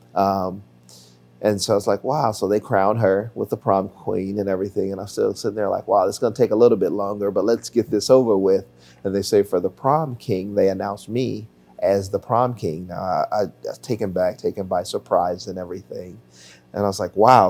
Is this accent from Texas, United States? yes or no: no; Chicago, Illinois, United States; also born or lived in Highland Park, Illinois; I was born and raised on the South Side of Chicago